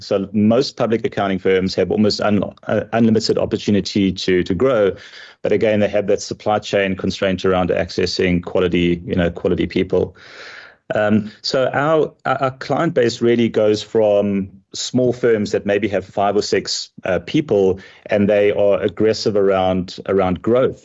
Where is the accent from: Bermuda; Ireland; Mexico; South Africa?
South Africa; moved away as an adult; now in United States; I am proudly South African. Even though I do live in, in America, I still consider South Africa to be my, my home country